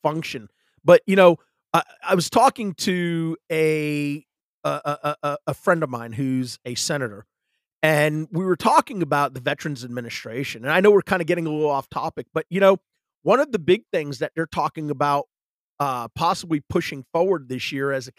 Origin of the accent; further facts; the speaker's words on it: the South, United States; I'm from the South.